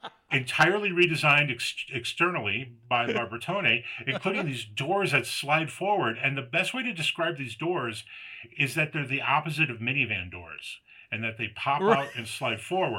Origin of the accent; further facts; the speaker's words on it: United States; I'm an American